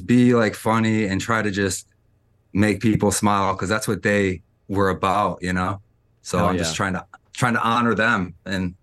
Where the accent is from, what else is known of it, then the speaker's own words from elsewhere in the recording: Rochester, New York, United States; I'm from Rochester, New York. I'm like a city boy